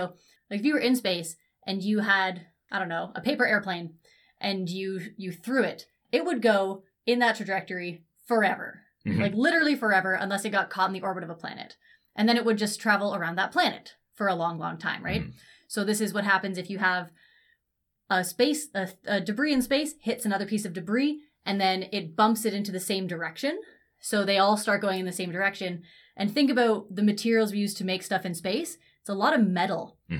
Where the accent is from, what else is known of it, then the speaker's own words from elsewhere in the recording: Ontario, Canada; I grew up in Ontario near Toronto.